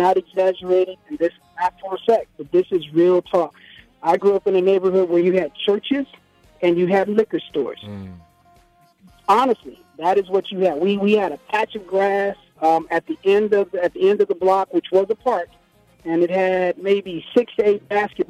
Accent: Los Angeles, California, United States; also born or lived in Compton; I grew up in Watts

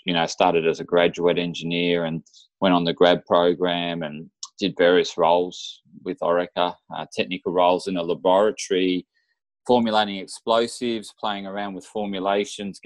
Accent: Central Coast, New South Wales, Australia; I grew up on the Central Coast in New South Wales, Australia

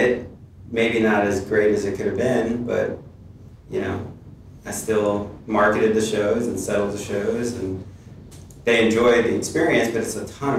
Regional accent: New York City, New York, United States; moved away as an adult; also born or lived in Ann Arbor, Michigan / Columbus, Ohio; I'm from New York

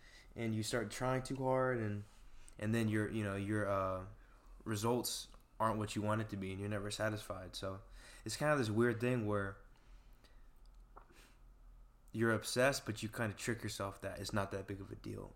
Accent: West Linn, Oregon, United States; I grew up in Westland, Oregon, with 7 siblings

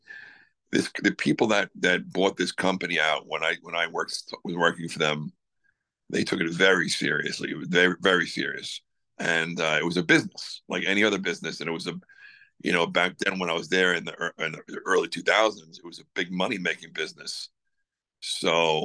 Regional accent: Long Island, New York, United States; I'm from Long Island

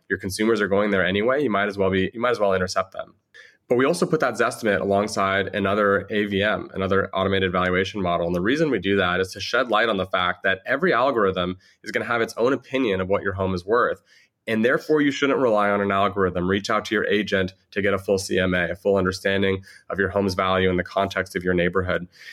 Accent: Southern California, United States; also born or lived in San Francisco; I grew up in Southern California, but for the last seven or eight years, I've spent in San Francisco

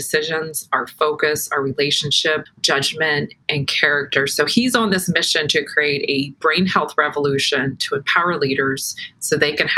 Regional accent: Norfolk, Virginia, United States; I'm a native Virginian. I'm about hours south of DC. I'm originally from Norfolk area and Hampton Roads area, so I've always been in this area.

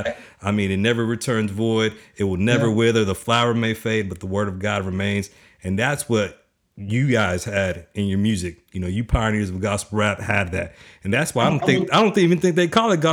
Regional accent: Dallas, Texas, United States; I'm from Dallas, Texas

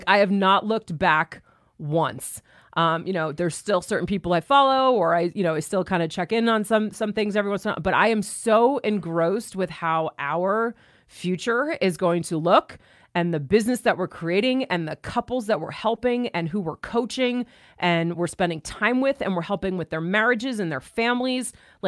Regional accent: New York, United States; There was a shift from where I was from New York to moving.

